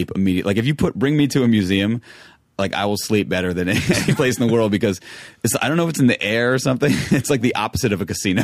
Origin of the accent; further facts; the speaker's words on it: New York, United States; growing up in New York.